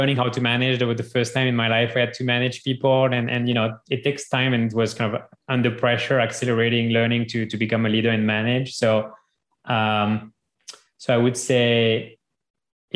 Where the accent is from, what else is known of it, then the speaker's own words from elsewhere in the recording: France; moved away as an adult; now in United States; growing up in France